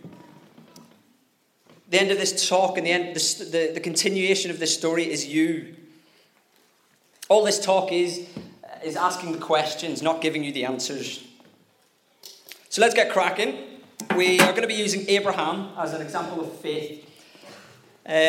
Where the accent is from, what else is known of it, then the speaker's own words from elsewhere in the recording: Northern Ireland, United Kingdom; I'm Northern Irish